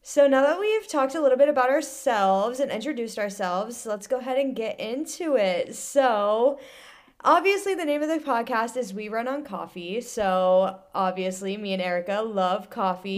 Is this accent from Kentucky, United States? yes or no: no; Central Ohio, United States; moved away as an adult; now in Lorton, Virginia, United States; I grew up in Central Ohio